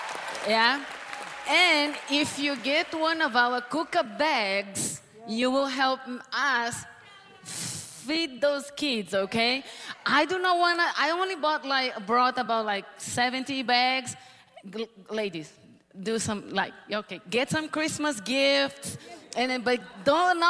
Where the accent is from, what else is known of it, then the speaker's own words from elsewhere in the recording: Brazil; moved away as an adult; now in Mozambique; I am from Brazil originally, but I live in Africa, in Mozambique, for the past 18 years of my short few years of life.